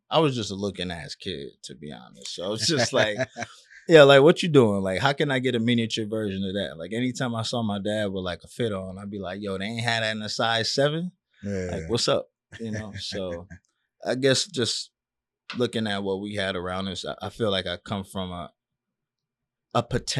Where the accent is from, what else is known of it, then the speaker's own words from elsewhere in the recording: Miami Gardens, Florida, United States; Yeah, I'm from Carroll City.